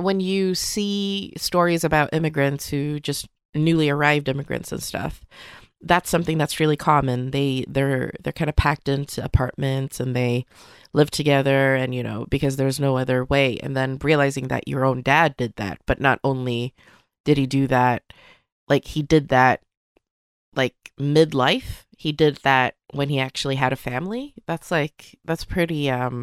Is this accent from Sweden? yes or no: yes; Sweden; first language Swedish; English is a second language; both of my parents came to Sweden when they were 19, both to kind of work within the restaurant industry, really. And then they met here and got married and then had me